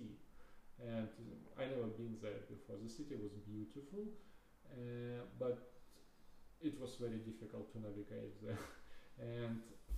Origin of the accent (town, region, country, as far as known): Ukraine; English is a second language; moved away as an adult; now in United States